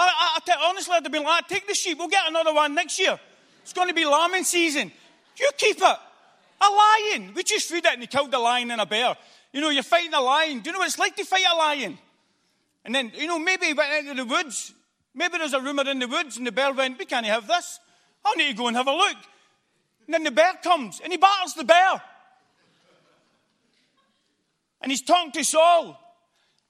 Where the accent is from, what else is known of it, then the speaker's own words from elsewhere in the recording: Glasgow, Scotland, United Kingdom; being Scottish and a Glaswegian